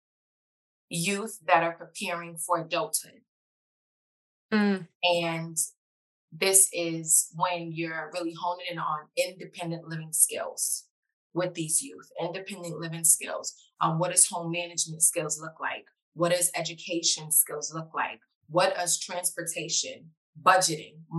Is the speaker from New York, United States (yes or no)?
yes; New York City, New York, United States; I am a New Yorker. I am from the Bronx